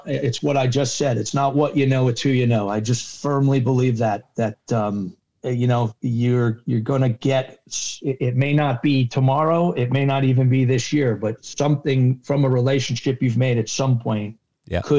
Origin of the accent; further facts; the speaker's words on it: New England, United States; I'm a huge sports fan, and I'm a huge New England sports fan. I grew up in New England.